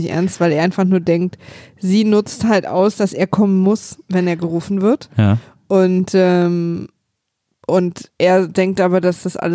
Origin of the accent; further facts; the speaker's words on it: East Germany, Germany; Du, ich komme aus der DDR.